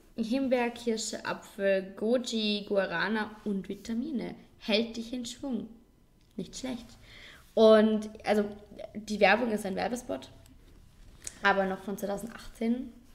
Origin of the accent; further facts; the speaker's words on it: Vorarlberg, Austria; ein Ort bei uns in Vorarlberg